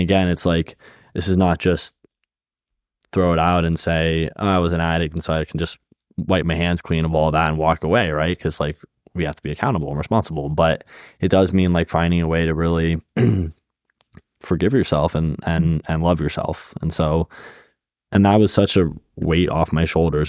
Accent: Bay Area, California, United States; moved away; I grew up in the Bay Area

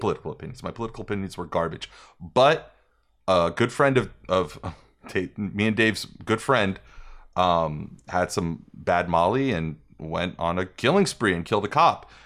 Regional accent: New York, United States; moved away as an adult; also born or lived in Las Vegas; when I was a kid and I was growing up in New York

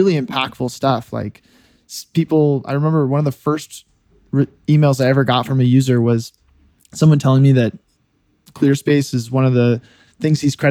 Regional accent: Silicon Valley, California, United States; moved away as an adult; also born or lived in Notre Dame, Indiana; I grew up in the Silicon Valley

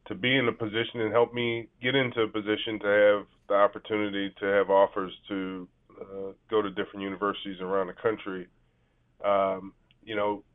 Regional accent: New Orleans, Louisiana, United States; I'm from New Orleans, Louisiana, so you know, I am by birth a Pelicans fan now.

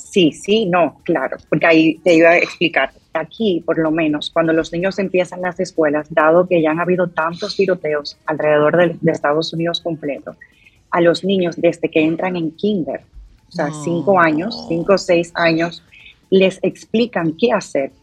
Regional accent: Dominican Republic; moved away; yo como dominicana

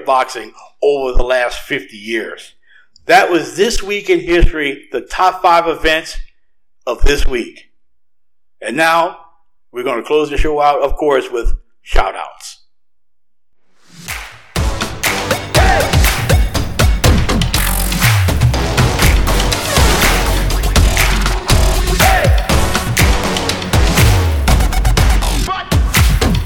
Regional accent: Louisiana, United States; I grew up watching as a kid growing up in Louisiana

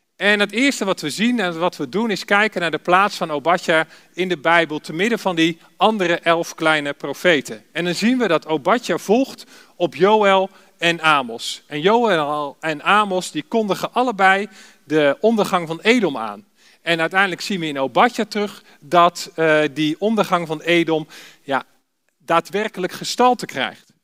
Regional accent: Alphen aan den Rijn, South Holland, Netherlands; ik kom uit Alphen aan de Rijn

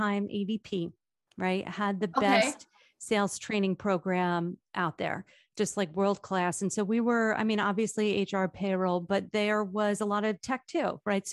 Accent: Toms River, New Jersey, United States; I was raised in Tom's River

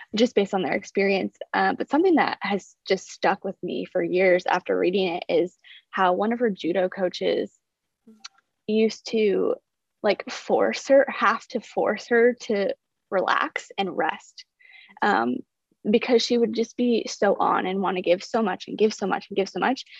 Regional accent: South Dakota, United States; moved away; I'm originally from South Dakota.

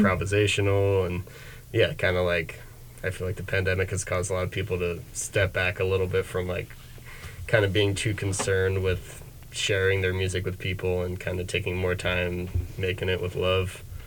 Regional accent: Bucks County, Pennsylvania, United States; I'm from Bucks County, maybe a little further out this way than mm-hmm. Philly

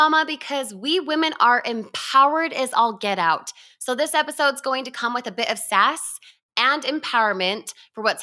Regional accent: Utah, United States; I was born and raised in Utah

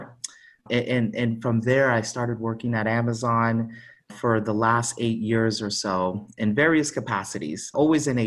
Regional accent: South Florida, United States; also born or lived in Honduras; I grew up in South Florida

